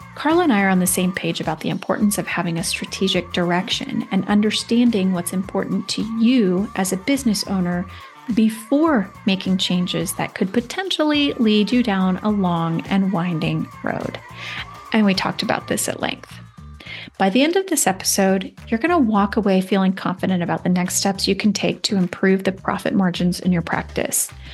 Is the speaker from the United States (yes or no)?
yes; Seattle, Washington, United States; I grew up in the Seattle area